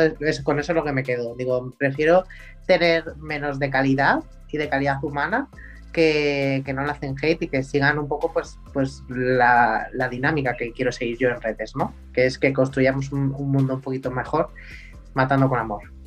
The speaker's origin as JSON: {"language": "Spanish", "country": "Spain", "said": "en mi país"}